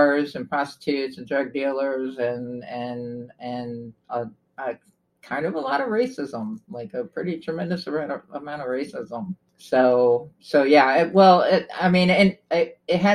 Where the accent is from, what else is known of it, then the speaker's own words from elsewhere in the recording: Trenton, New Jersey, United States; I was born in Trenton, New Jersey, so I grew up in the inner city